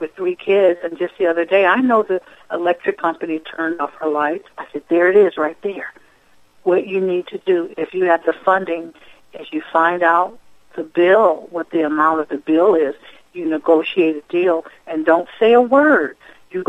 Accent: Ohio, United States; moved away; also born or lived in Detroit, Michigan; I was born in Detroit, raised in Ohio

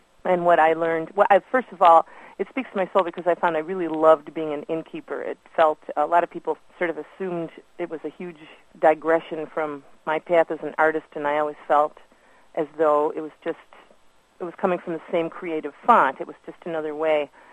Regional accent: Detroit, Michigan, United States; moved away as an adult; also born or lived in Chicago / Green Bay / Seattle / Milwaukee; born in Detroit and grew up near there, so Michigan native.

